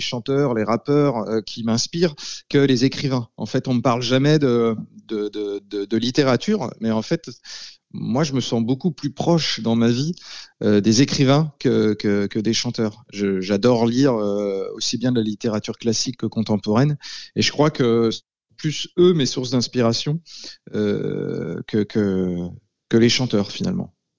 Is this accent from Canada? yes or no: no; Laval, Pays de la Loire, France; dans ma ville natale, à Laval